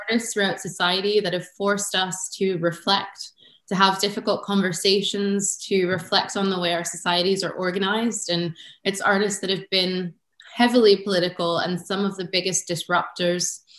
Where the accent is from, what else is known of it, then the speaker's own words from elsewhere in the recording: United States; now in Edinburgh, United Kingdom; Um, you know, I'm American. I've been in Edinburgh for 10 years.